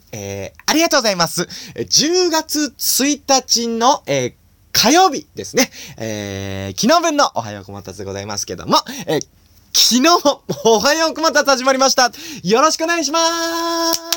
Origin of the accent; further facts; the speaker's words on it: Nagano, Japan; now in Tokyo, Japan; 僕は長野県出身で、まあ、こっちに出てくるまでは長野県にずっといたんで、まあ、今実家もね、あの、長野県にありますけども